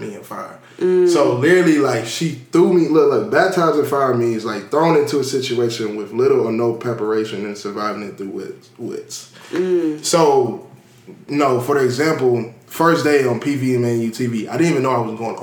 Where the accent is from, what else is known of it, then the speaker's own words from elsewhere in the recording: Cincinnati, Ohio, United States; now in Prairie View, United States; I'm from Cincinnati, Ohio. The Cincinnati, you feel me? 513